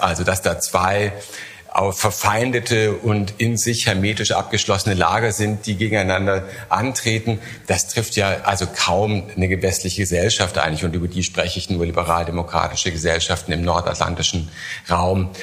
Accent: Germany; Ich komme aus Deutschland, sehr großes

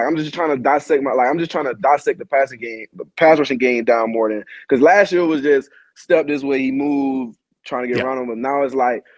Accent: Savannah, Georgia, United States; I'm a kid from Savannah, Georgia

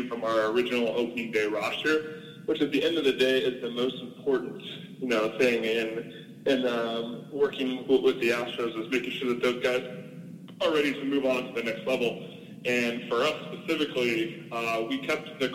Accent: St. Louis, Missouri, United States; moved away; growing up in St. Louis

